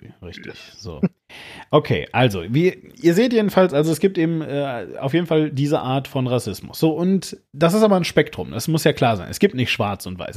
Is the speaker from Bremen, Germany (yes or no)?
no; Hagen, North Rhine-Westphalia, Germany; moved away as an adult; also born or lived in Düsseldorf; now in Switzerland; in meiner Heimat, wo ich herkomme, aus, aus Hagen